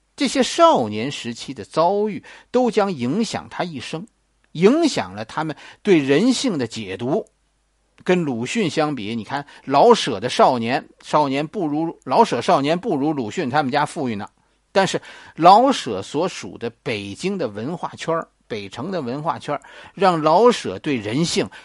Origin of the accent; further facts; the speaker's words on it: China; 作为一个中国人，情商永远比智商重要